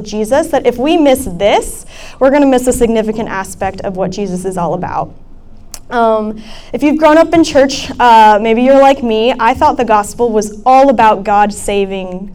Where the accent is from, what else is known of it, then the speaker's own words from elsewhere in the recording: Centreville, Virginia, United States; moved away as an adult; now in New Haven, United States; I am from Northern Virginia. I'm from Centerville